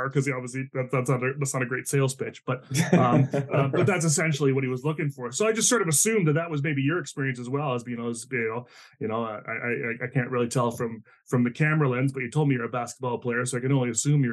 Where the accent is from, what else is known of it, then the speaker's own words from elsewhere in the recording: New Brunswick, Canada; I grew up in the East Coast of Canada in New Brunswick, which is, you know, just borders Maine.